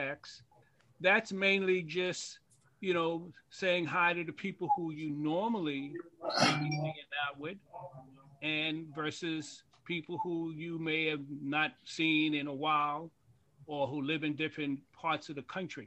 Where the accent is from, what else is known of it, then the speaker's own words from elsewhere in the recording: New York City, New York, United States; how you grew up in East New York, because I'm originally from Pink House Projects